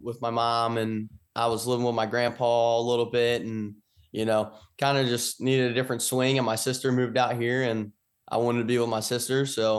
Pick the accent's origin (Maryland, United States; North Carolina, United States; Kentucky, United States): Kentucky, United States; I'm from Kentucky.